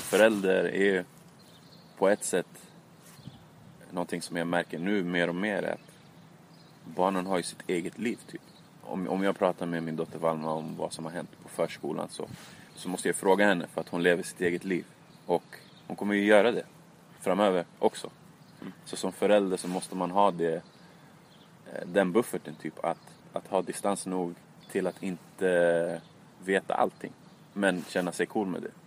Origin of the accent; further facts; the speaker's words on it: Stockholm, Stockholm County, Sweden; jag var från Tensta